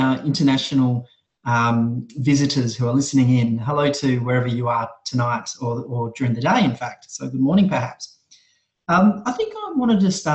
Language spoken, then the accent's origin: English; Perth, Western Australia, Australia; my hometown of Perth